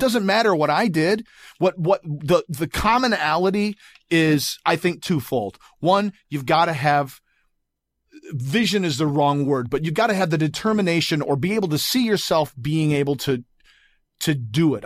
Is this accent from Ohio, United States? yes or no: no; Grand Rapids, Michigan, United States; now in Los Angeles, United States; from Grand Rapids, Michigan originally